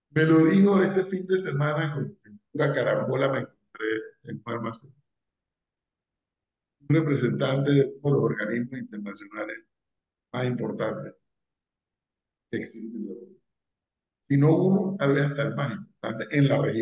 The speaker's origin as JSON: {"language": "Spanish", "country": "Panama", "said": "nos caracteriza como panameños, somos exageradamente superficial"}